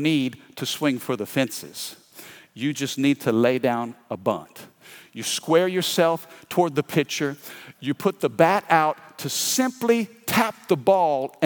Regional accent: Midwest, United States; now in Baton Rouge, United States; I grew up in the Midwest

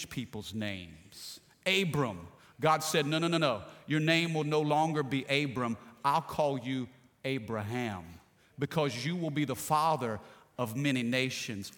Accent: Midwest, United States; moved away; also born or lived in the South (US); I'm from the Midwest, and we moved down here back in the late 80s

